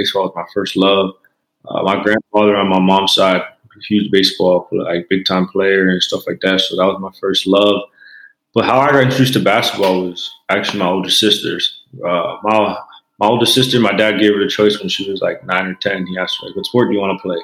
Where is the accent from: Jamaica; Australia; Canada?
Canada; being a Canadian kid